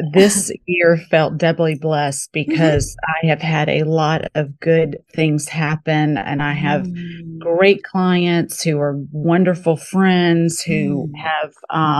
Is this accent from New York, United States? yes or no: no; Mississippi, United States; now in New Orleans, United States; You can't be from Mississippi and, you know, live in New Orleans without appreciating antiques.